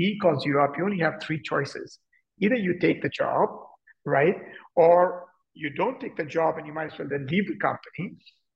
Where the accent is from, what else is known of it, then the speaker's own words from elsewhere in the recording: India; moved away as an adult; also born or lived in Delhi / London / France / United States; I grew up in India